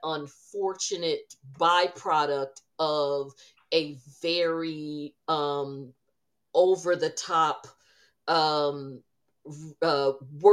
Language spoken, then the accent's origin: English; New Jersey, United States; growing up around New Jersey